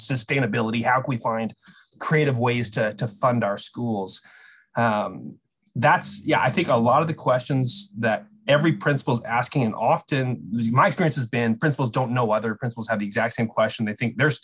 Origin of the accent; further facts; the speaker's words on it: British Columbia, Canada; British Columbia, where I'm from